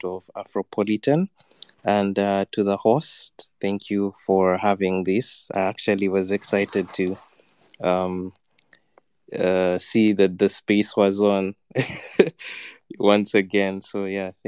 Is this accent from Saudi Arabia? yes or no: no; Uganda; I'm also from Uganda